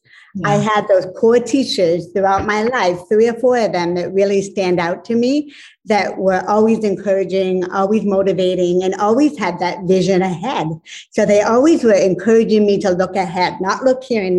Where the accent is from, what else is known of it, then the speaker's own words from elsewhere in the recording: Northern Maine, United States; I grew up in Northern Maine in a little small town, a little mill town at the base of a mountain